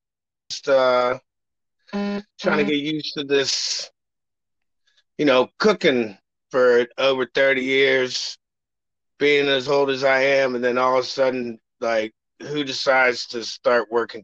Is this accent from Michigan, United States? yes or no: no; Reston, Virginia, United States; also born or lived in Ohio; I am originally from Reston, Virginia, up in Northern Virginia, but I moved here in 1978. So pretty much been here my whole life. I did move to Ohio for a while to play some music stuff.